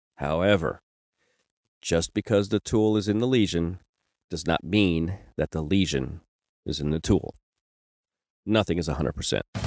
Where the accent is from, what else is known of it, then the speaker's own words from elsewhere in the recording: Kentucky, United States; moved away; I'm originally from Kentucky